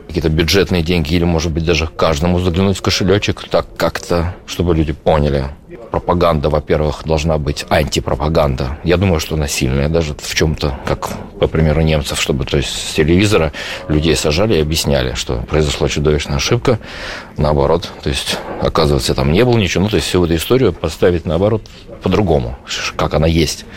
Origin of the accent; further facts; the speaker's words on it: Saint Petersburg, Russia; moved away as an adult; мы просто из Питера